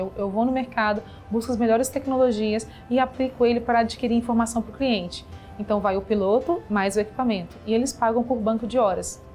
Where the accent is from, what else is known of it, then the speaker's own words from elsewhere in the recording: Minas Gerais, Brazil; now in São Paulo, Brazil; sou mineira e me formei em administração e comércio exterior